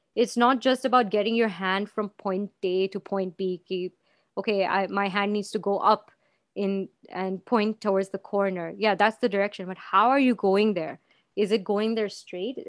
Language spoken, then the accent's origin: English; Anand, Gujarat, India; moved away; also born or lived in Dubai; my hometown, which is Anand in Gujarat